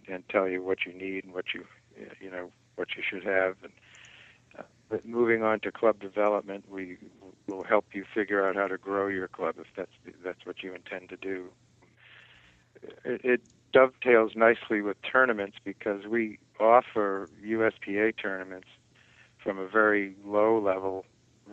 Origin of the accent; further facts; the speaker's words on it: North Shore of Boston, Massachusetts, United States; now in Kentucky, United States; I was born and raised on the North Shore of Boston